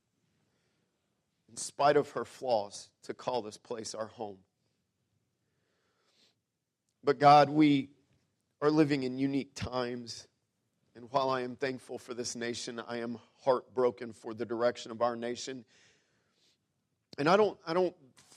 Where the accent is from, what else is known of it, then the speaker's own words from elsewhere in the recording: United States; I am an American.